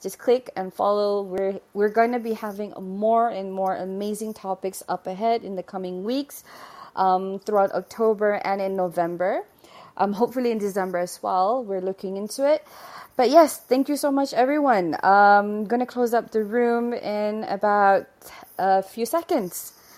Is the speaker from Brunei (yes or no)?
yes; Brunei; I'm from Brunei Darussalam.